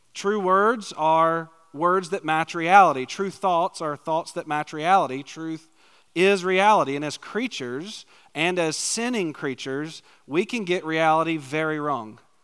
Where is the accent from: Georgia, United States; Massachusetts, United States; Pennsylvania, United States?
Georgia, United States; Macon; moved away as an adult; also born or lived in Valdosta, Georgia; now in McPherson, United States; originally I was born in Macon, Georgia, lived in a tiny little town outside of Macon